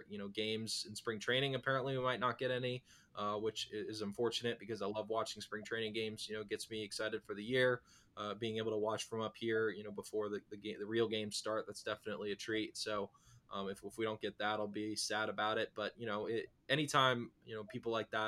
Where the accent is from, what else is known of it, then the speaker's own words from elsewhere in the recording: Northern Virginia, United States; I grew up in Northern Virginia. I was born and raised in the area.